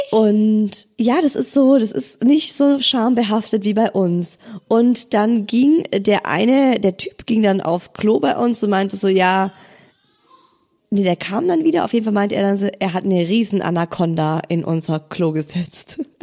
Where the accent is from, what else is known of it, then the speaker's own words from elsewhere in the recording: Germany; Bei uns in Deutschland